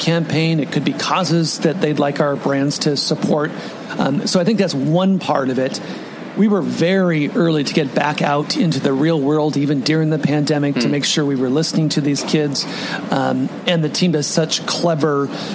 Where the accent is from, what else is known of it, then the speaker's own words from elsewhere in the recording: Washington, United States; moved away as an adult; now in New York, United States; Coast native